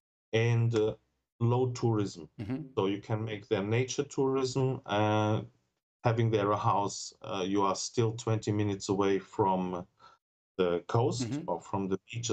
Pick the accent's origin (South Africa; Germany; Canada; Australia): Germany; English is a second language; moved away as an adult; now in Portugal; I was born in Germany, so I speak very good German, sometimes better than Portuguese.